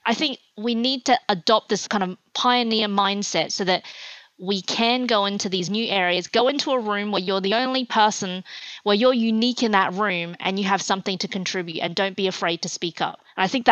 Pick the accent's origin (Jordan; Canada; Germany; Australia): Australia; also born or lived in China; I was born in China, and at the time it was a very kind of communist education that I had when I was growing up, and my family moved to Australia when I was 8 years old